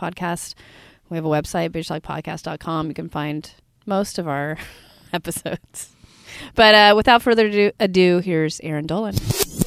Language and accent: English; Bay Area, California, United States; I'm born and raised in the Bay Area